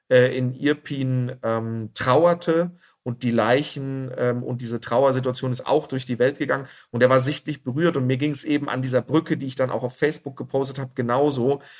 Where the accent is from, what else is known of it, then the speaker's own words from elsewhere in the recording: Dortmund, North Rhine-Westphalia, Germany; born there; moved away as an adult; now in Augsburg, Germany; Gebürtig bin ich aus Dortmund, aber als ehemaliger Offizier der Bundeswehr wurde ich durch die ganze Republik geschickt und bin im wunderschönen Bayern hängen geblieben und lebe hier mit meiner Familie und meinen zwei Kindern in Augsburg.